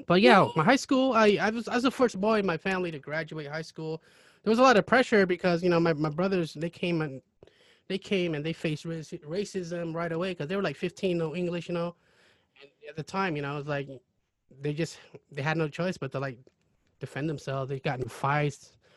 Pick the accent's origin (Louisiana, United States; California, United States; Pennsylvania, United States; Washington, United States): Washington, United States; Kelso; also born or lived in Cambodia (born) / Seattle, Washington / Longview, Washington; a lot of my growing up was in Kelso, and then I went to high school in Longview